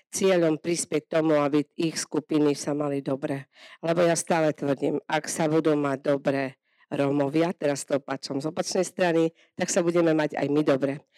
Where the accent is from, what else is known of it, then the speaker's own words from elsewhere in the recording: Tomášovce, Slovakia; u nás v Tomášovciach